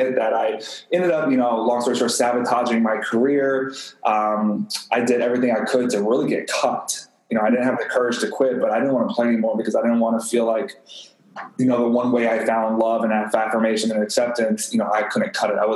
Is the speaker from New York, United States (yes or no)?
no; Texas, United States; I grew up in Texas, and so football was everything